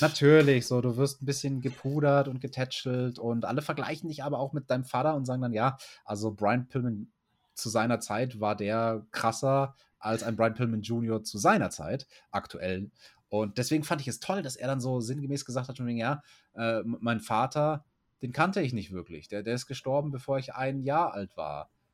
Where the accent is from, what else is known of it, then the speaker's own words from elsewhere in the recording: Germany; bei uns in Deutschland